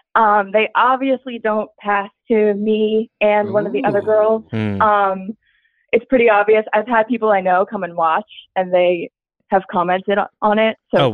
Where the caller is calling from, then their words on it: Philadelphia, Pennsylvania, United States; I'm calling from Philly.